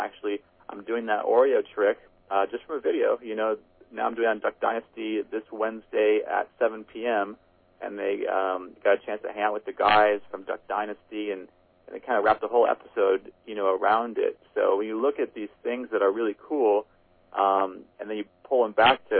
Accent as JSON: {"language": "English", "region": "Midwest", "country": "United States", "said": "And so for a Midwest kid, that was, you know, that was huge, kind of get the exposure."}